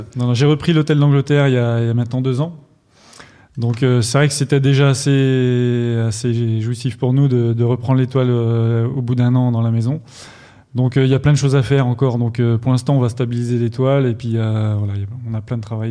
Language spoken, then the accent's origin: French; Champagne, Grand Est, France; moved away as an adult; also born or lived in Burgundy; je suis assez vite revenu dans, dans, ma région natale